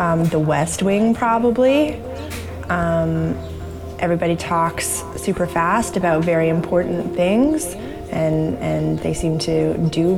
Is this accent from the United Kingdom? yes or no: no; Canada; I'm also Canadian